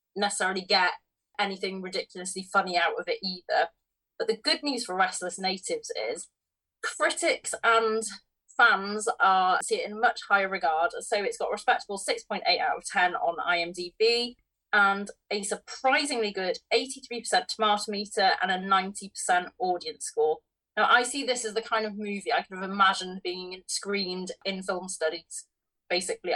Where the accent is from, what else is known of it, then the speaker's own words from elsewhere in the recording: Wales, United Kingdom; me being Welsh